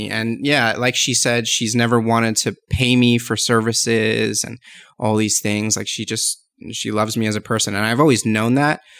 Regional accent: East Coast, United States; also born or lived in Las Vegas, United States / San Diego, United States; I'm originally from the East

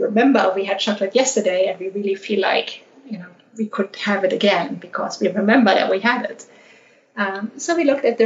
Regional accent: Germany; born or raised there; moved away as an adult; also born or lived in Australia / United Arab Emirates / London / Panama

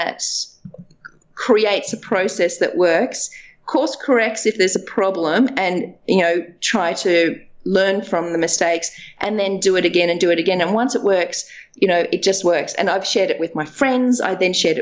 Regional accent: Dubbo, New South Wales, Australia; I grew up in Dubbo on a farm.

